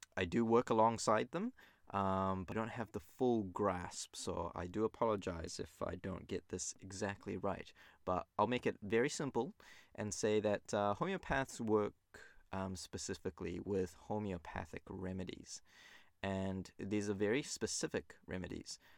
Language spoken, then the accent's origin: English; New Zealand; also born or lived in Japan; I was born in Japan. and I grew up in New Zealand, uh, most of my life, over twenty-two years now